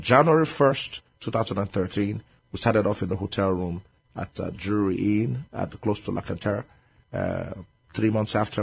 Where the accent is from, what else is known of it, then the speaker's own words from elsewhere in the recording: Nigeria; moved away as an adult; now in San Antonio, United States; I'm from Nigeria.